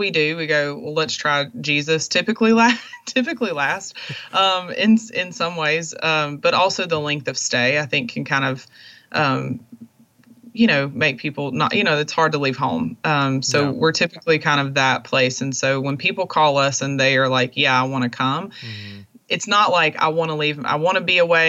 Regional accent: Monroe, Louisiana, United States; moved away; my hometown in Monroe, Louisiana

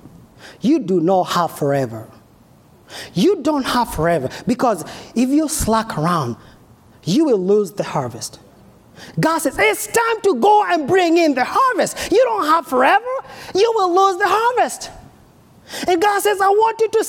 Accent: Kenya; now in United States; I'm from Africa, from Kenya

